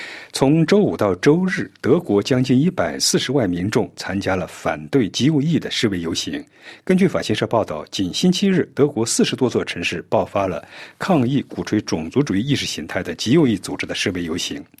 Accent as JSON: {"language": "Chinese", "region": "Beijing", "country": "China", "tie": "born or raised there", "said": "我是北京人，我从小出生在北京。"}